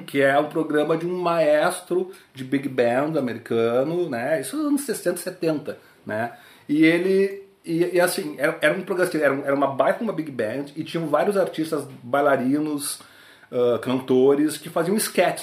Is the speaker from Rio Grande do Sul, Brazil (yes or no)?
yes; Porto Alegre, Rio Grande do Sul, Brazil; moved away as an adult; also born or lived in Brasília / United States; Eu nasci em Brasília, uh, ah, 75, e minha família, uh, a gente foi morar nos Estados Unidos quando eu tinha dois, um, fiz de um ano, fiz dois anos lá, voltamos para para Porto Alegre, tivemos uma outra ida para os Estados Unidos quando eu tinha 8 anos, voltamos para Porto Alegre.